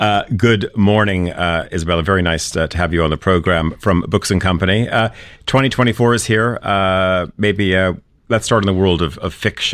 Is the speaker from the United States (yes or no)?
no; Canada; moved away; I remember growing up in Canada